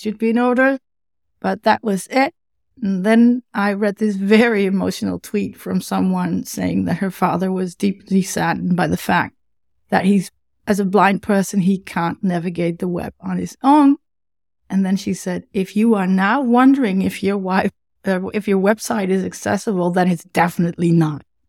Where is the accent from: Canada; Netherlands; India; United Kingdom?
Netherlands; accent: Dutch; English is a second language; originally from the Netherlands, something you can hear in my, um, in my accent, obviously.